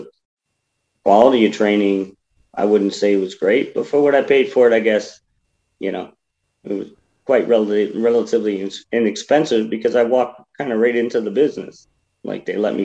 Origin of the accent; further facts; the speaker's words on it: Buffalo, New York, United States; I live in Buffalo. I'm from Buffalo